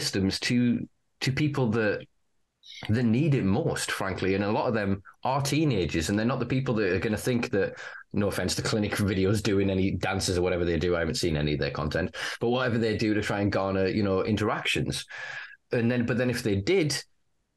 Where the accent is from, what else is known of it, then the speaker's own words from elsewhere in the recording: the north of England, United Kingdom; as a Northerner